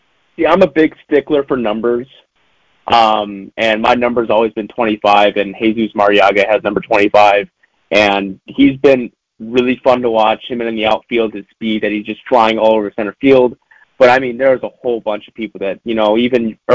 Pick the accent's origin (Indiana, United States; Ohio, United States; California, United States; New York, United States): Indiana, United States; Northwest; growing up in Northwest Indiana